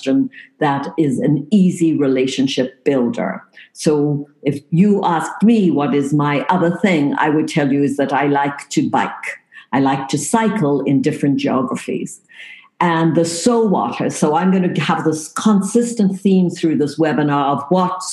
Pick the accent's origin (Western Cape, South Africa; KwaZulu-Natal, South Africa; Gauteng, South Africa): Western Cape, South Africa; Cape Town; moved away as an adult; also born or lived in England; now in Canada; I was actually born in the tip of Africa. So you see there, Cape Town, South Africa.